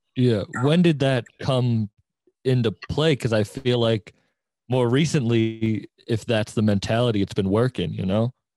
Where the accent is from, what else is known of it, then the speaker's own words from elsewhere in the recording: Cape Cod, Massachusetts, United States; moved away; I'm originally from Cape Cod